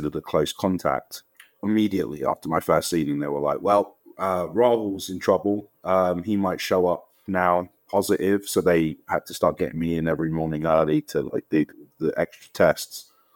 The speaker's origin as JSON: {"language": "English", "region": "London", "country": "United Kingdom", "tie": "born or raised there", "said": "I'm from Wembley, I'm from London, right? So it's part of that culture that we grew up"}